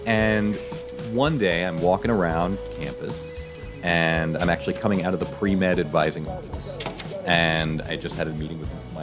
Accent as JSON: {"language": "English", "region": "New York", "country": "United States", "also_born_or_lived": "Nebraska", "moved": "as an adult", "said": "I'm originally from New York, but I lived out in Nebraska for 20 years."}